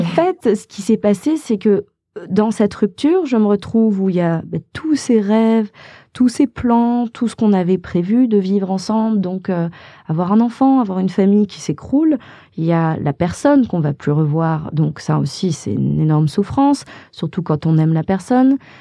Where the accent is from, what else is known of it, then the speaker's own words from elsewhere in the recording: Haute-Savoie, Auvergne-Rhône-Alpes, France; moved away as an adult; also born or lived in Los Angeles; je viens de Haute-Savoie à la base